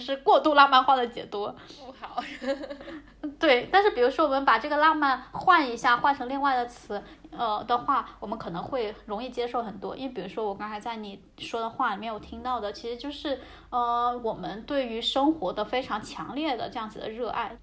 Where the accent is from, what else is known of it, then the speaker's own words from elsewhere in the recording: Hainan, China; 我老家是在海南